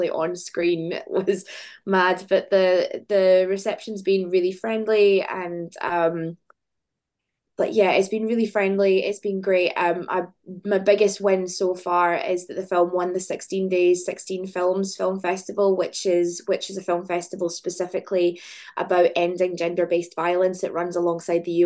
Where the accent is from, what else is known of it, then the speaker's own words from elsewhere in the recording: Glasgow, Scotland, United Kingdom; Glasgow, which is like my hometown. I've lived here my whole life.